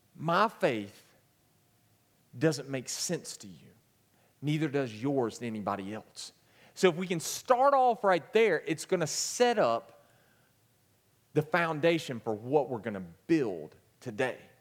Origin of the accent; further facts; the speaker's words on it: Gaffney, South Carolina, United States; I am from Gaffney, so don't hold that against me either